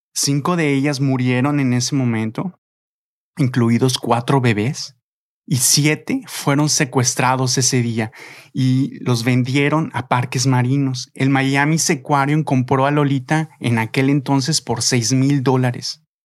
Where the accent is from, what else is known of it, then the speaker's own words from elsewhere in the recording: Mexico; como mexicano